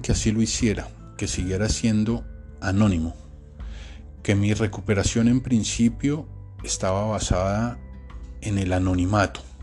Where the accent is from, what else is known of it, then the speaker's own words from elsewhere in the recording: Colombia; moved away; also born or lived in Panama; mi país